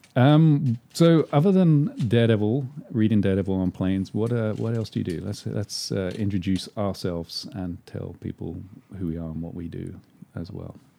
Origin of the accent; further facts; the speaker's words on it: London, United Kingdom; moved away as an adult; also born or lived in England; now in Los Angeles, United States; I was born in London